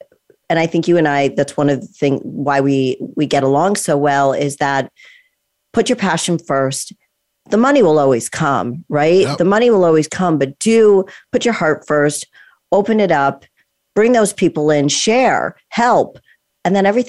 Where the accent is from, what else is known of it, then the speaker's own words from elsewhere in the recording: Connecticut, United States; I grew up in Connecticut. And so it's the same thing, you know, kind of small town. It's not LA. It's not Miami. It's not New York. I mean, I'm really close to New York.